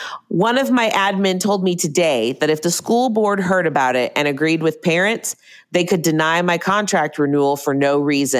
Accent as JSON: {"language": "English", "region": "Oklahoma", "country": "United States", "said": "I also moved out of state for a job I secured in a rural area in the Midwest. I'm from Oklahoma."}